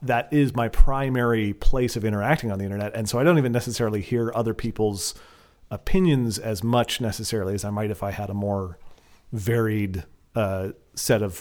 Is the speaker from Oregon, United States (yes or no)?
yes; Portland, Oregon, United States; I'm from Portland